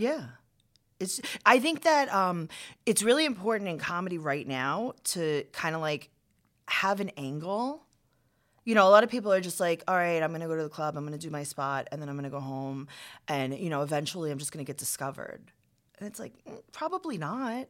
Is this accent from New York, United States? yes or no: yes; New York City, New York, United States; I'm from Queens